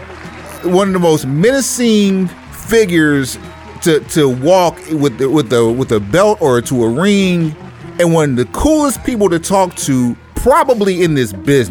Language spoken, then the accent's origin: English; Tulsa, Oklahoma, United States; I grew up in Tulsa